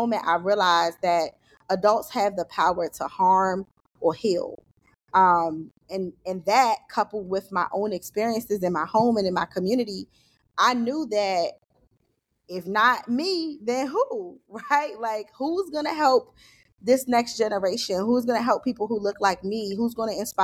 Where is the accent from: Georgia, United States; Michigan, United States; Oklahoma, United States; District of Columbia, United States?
District of Columbia, United States; Washington; I grew up in Southeast DC